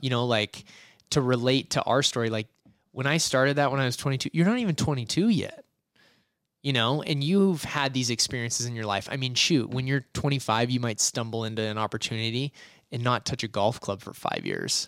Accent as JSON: {"language": "English", "town": "Boise", "region": "Idaho", "country": "United States", "tie": "born or raised there", "said": "I was born in Boise, Idaho, and I never left"}